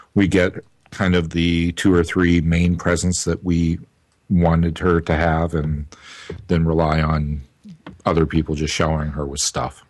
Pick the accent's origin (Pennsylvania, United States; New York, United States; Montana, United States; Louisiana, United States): Louisiana, United States; New Orleans; I'm Creole from New Orleans